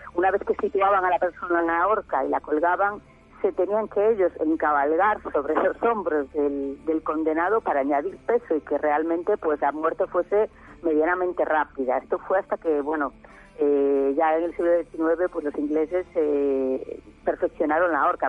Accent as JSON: {"language": "Spanish", "region": "Galicia", "country": "Spain", "said": "yo soy de Galicia, aquí en Galicia"}